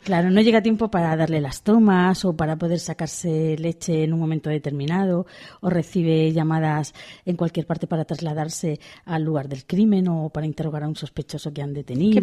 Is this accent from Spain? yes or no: yes; Pamplona, Navarre, Spain; como soy de Pamplona